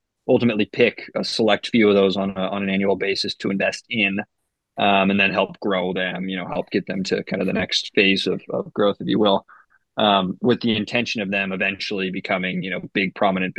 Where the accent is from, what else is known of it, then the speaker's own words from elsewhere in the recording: Boise, Idaho, United States; also born or lived in Chicago, Illinois; I was born in Chicago. We lived there till I was about 8, and then we moved over to Boise